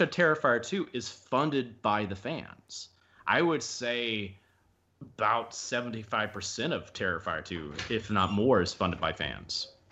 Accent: the South, United States; I'm from the South

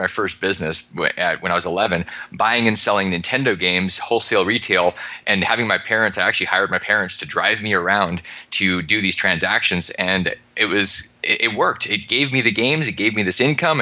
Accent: Alaska, United States; I grew up in Alaska

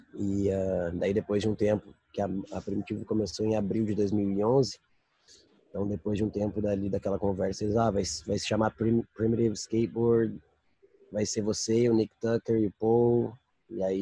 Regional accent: Brazil; moved away; crescendo no Brasil, andando no Brasil

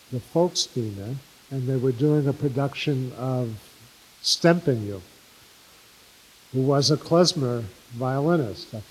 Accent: New York City, New York, United States; first language English; I was born in Brooklyn.

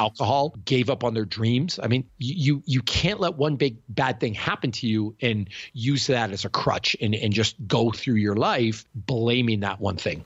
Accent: Canada; accent: Canadian; I'm Canadian, I'm weird, I talk with an accent

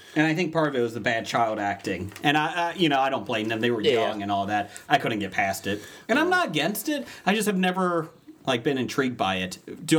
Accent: Kentucky, United States; accent: southern; I'm from Kentucky.

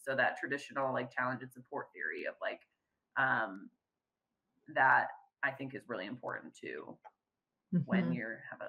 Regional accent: Midwest, United States; now in Fresno, United States; I was from the Midwest. I'm very proud to be from the Midwest

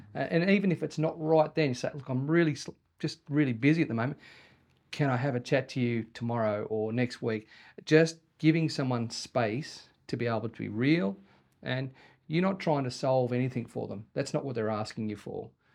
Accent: Sydney, New South Wales, Australia; moved away as an adult; now in Wagga Wagga, Australia; when we moved to Wagga from Sydney when I was twenty-one

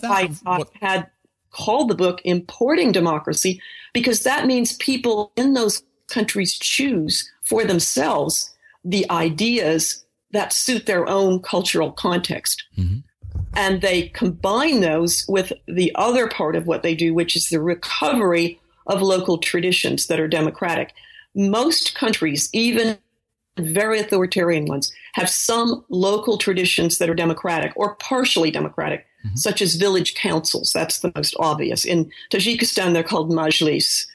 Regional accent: Boulder, Colorado, United States; moved away as an adult; also born or lived in San Francisco, California / Washington, D.C. / New Haven, Connecticut; now in Maine, United States; I grew up in Boulder, Colorado

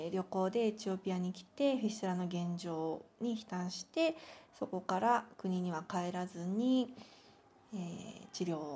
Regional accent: Kanagawa, Japan; 私は神奈川県出身で1982年生まれです

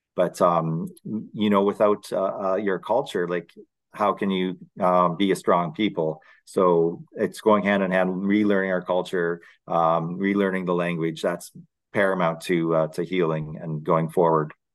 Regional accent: London, Ontario, Canada; I grew up in London, Ontario.

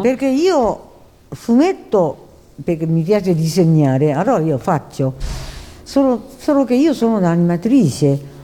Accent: Japan; Italian is a second language; moved away as an adult; also born or lived in China; now in Italy; non sono nata in Giappone, io sono nata in Cina uh, durante la guerra, seconda guerra mondiale

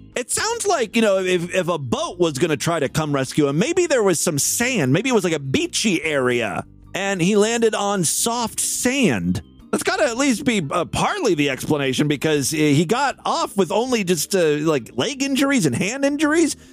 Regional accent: Ohio, United States; my home state here uh, in Ohio

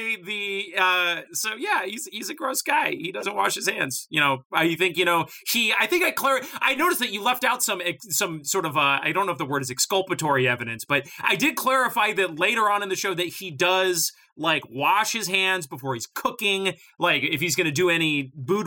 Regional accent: Boulder, Colorado, United States; I grew up in Boulder.

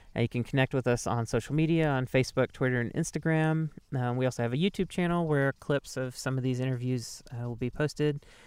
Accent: Mississippi, United States; now in Southern Oregon, United States; growing up in Mississippi

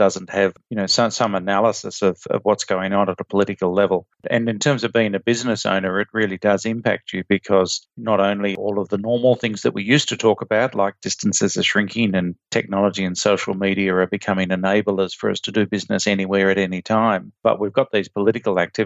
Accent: Australia; as an Australian

